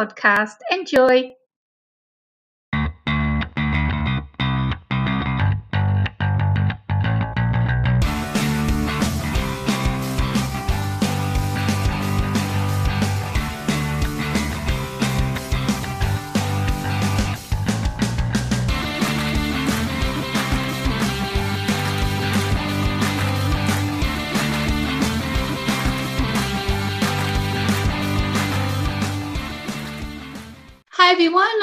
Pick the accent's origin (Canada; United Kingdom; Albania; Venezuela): United Kingdom; England; now in Corfu, Greece; I'm from England